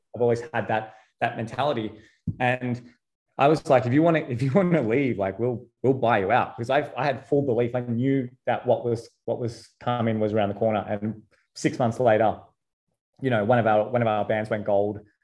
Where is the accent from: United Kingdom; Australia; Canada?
Australia; Sydney, New South Wales; I'm from Sydney